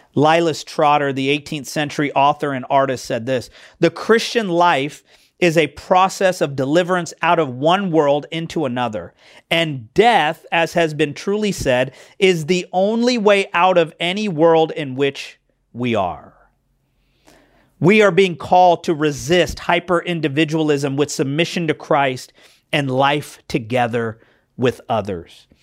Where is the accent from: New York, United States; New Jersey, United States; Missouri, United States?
Missouri, United States; Kansas City; I was born, um, here in America, uh, Kansas City, Missouri